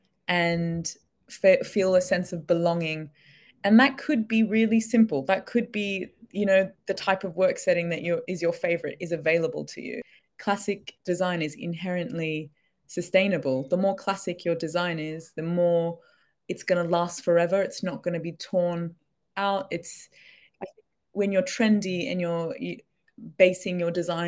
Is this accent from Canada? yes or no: no; Australia; moved away as an adult; now in London, United Kingdom; I'm from Australia, and in Australia, I worked in workplace design, moved across to London